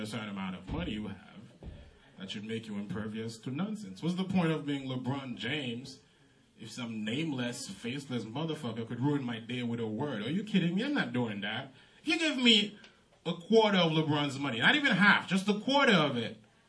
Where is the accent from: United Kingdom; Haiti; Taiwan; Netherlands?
Haiti; first language Haitian Creole; English is a second language; now in United States; I'm from Haiti. I'm Haitian.